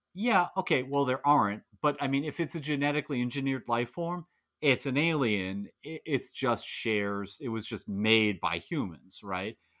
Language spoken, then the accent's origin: English; United States; as an American